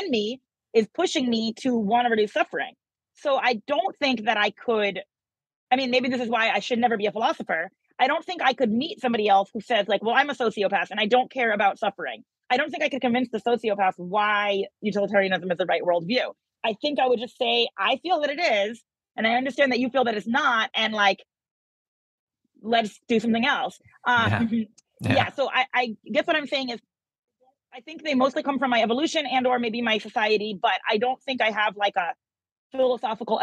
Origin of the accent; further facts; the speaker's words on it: United States; I'm American